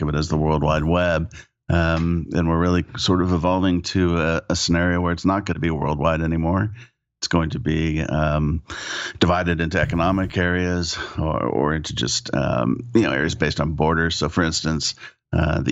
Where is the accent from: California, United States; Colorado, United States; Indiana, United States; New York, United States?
California, United States; also born or lived in Oklahoma; I was born in Oklahoma, of all places. Ended up moving to California early on. Thank goodness. And was raised in California